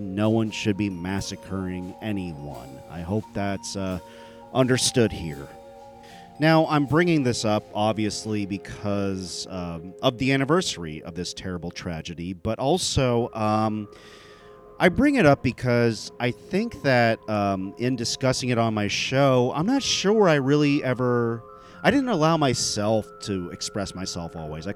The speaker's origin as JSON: {"language": "English", "country": "United States", "said": "I'm an Indian American"}